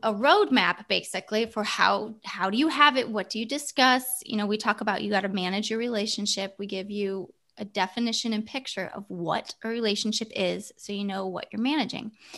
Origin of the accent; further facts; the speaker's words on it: Ohio, United States; moved away as an adult; now in California, United States; grew up in Ohio